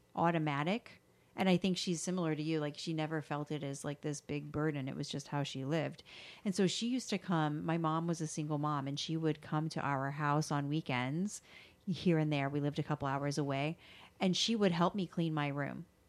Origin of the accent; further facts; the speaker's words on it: the South, United States; I grew up in the South